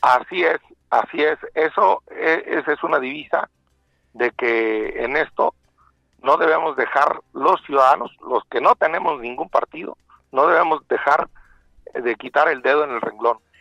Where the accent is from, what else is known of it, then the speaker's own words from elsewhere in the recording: Michoacán, Mexico; yo soy de Michoacán, soy vecino de Querétaro